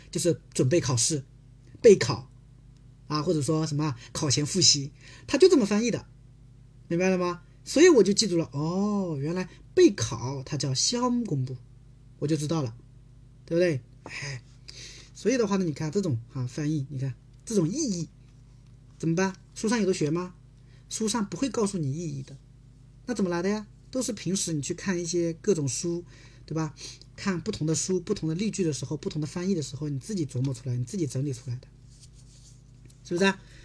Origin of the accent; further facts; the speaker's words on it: South Korea; Chinese is a second language; 我，韩国人